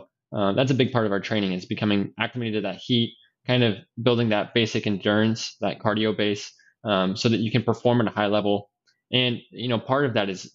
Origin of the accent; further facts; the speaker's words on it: Idaho, United States; now in Indianapolis, United States; growing up in Idaho